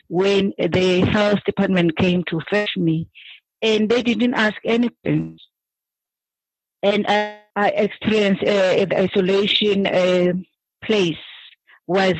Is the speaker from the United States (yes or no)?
no; Cape Town, Western Cape, South Africa; I'm from Cape Town. I stay in Langa.